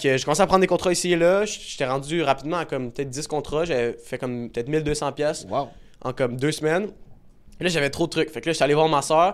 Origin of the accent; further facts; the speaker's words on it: Laval, Quebec, Canada; je viens de Laval